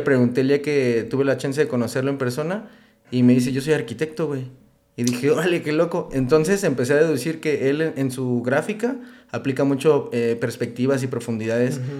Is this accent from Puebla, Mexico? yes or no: no; Uruapan, Michoacán, Mexico; moved away as an adult; also born or lived in Manzanillo / Pachuca / Mexico City / Morelia; yo soy de Uruapan, Michoacán. Este, pero yo creo que tengo alrededor de unos ocho años que ya no vivo en Uruapan